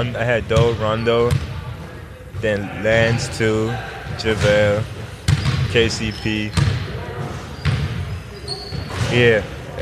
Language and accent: English; Koblenz, Rhineland-Palatinate, Germany; English is a second language; You know, if you're in Germany, you kind of grow up playing soccer and basketball, football and basketball.